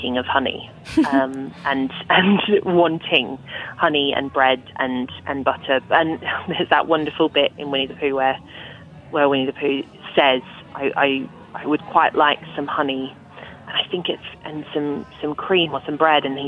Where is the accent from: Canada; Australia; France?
Australia; moved away as an adult; now in England; I grew up in Australia.